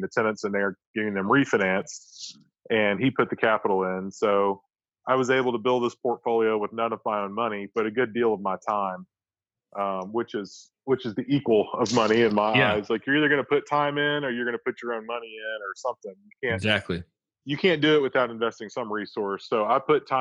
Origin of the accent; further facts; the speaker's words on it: Florence, Alabama, United States; now in Huntsville, United States; I grew up in Florence, Alabama